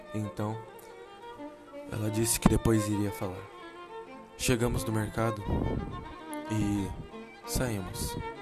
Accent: São Paulo, Brazil; moved away; also born or lived in Japan; Nasci em São Paulo, São Mateus. Morei um tempo no Japão com a minha família.

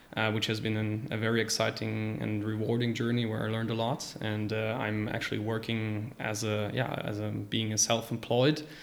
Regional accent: Rostock, Mecklenburg-Vorpommern, Germany; moved away as an adult; now in Luxembourg; I'm originally from Germany. I've been living in Luxembourg for five years now. And, uh, I'm actually originally from a small city called Rostock, right at the coast of the Baltic Sea

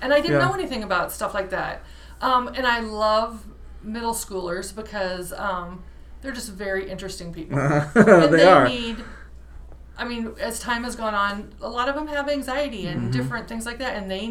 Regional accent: Morning Sun, Iowa, United States; I am from Morning Sun, Iowa, little dinky town. My husband is also from Morning Sun.

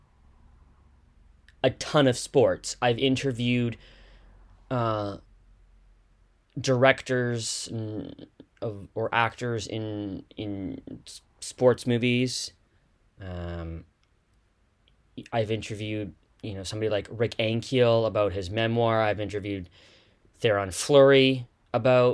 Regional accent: Canada; growing up in Canada in the 90s and 2000s

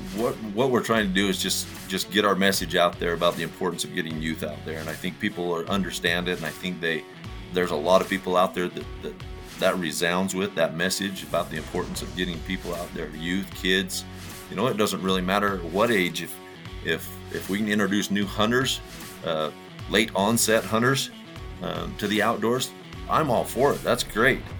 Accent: St. George, Utah, United States; now in Price, United States; I grew up there in St. George and lived there for oh probably the first 35 years of my life

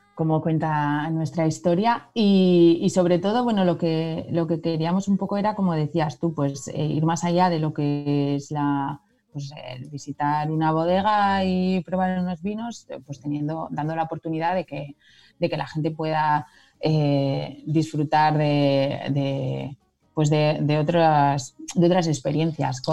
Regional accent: San Martín de Unx, Navarre, Spain; aquí en mi pueblo, en San Martín

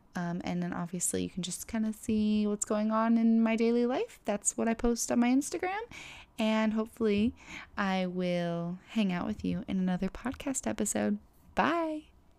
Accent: Florida, United States; I'm from Florida

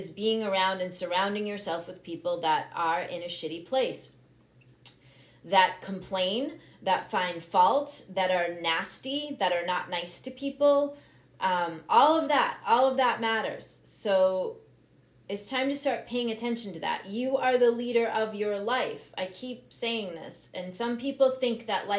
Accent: Massachusetts, United States; moved away as an adult; now in Vermont, United States; I'm now in Vermont, but I grew up in Massachusetts. 36 years in Massachusetts.

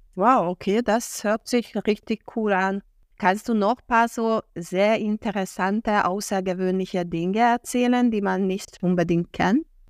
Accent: Hungary; moved away as an adult; ich in meiner Jugend als Ungarin in Ungarn Russisch gelernt habe

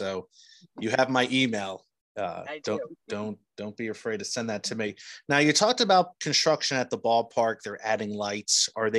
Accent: New Jersey, United States; I'm from New Jersey

